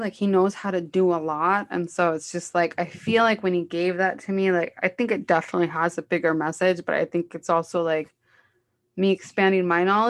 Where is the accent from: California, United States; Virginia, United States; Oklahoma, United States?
California, United States; Los Angeles; I'm from Los Angeles